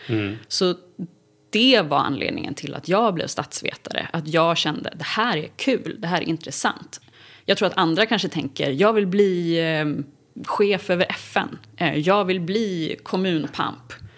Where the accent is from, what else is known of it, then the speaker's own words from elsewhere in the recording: Uppsala, Uppsala County, Sweden; also born or lived in Mora / United States / Stockholm; Jag är född i Mora. Men jag är uppvuxen större delen av mitt liv i Uppsala.